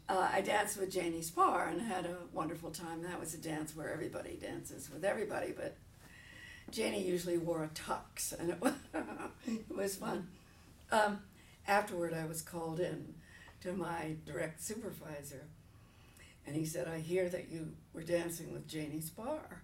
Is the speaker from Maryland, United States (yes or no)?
no; Princeton, New Jersey, United States; moved away; also born or lived in California; I'm from Princeton, New Jersey, originally